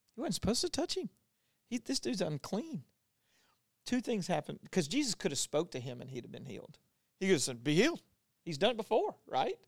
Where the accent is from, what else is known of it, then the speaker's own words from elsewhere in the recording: Louisiana, United States; I grew up in Louisiana who had, like, the last leper colony